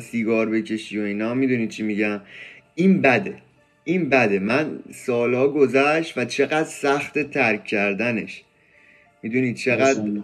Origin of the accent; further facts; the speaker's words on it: Iran; ما تو ایرانیم